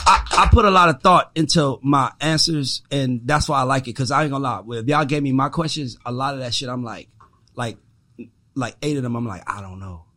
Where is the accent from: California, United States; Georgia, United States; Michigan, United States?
Georgia, United States; Atlanta; I'm from Atlanta